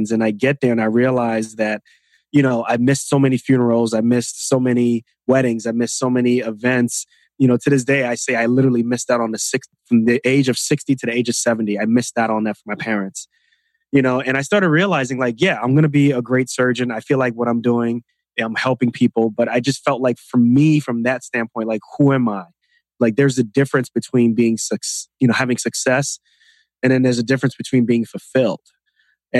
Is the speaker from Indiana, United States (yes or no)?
no; New York City, New York, United States; I grew up in New York City, Queens, New York